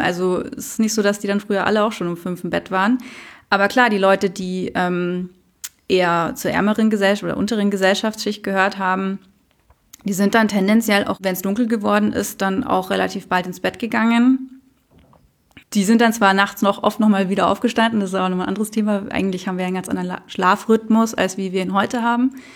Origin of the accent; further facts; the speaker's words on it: Munich, Bavaria, Germany; Selbst in München, also ich bin in Menzing Allach aufgewachsen